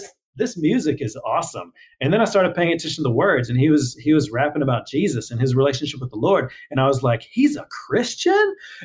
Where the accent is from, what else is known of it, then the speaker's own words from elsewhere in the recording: Houston, Texas, United States; I grew up in Houston